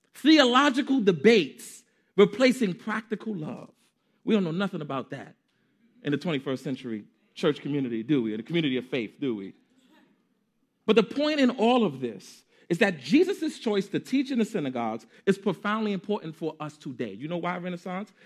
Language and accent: English; New York City, New York, United States; I am a Harlemite. I am a New Yorker through and through